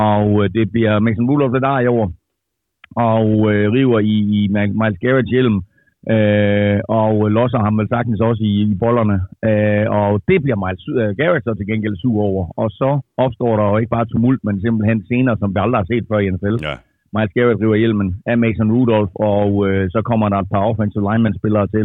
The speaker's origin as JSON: {"language": "Danish", "country": "Denmark", "said": "jeg er fra Danmark"}